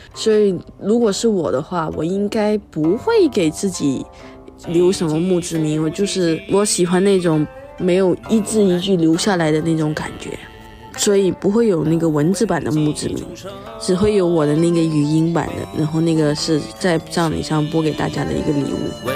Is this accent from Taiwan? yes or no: no; Malaysia; 我是一个辩论员，我是马来西亚人，祖籍是福建，而我妈呢是个客家人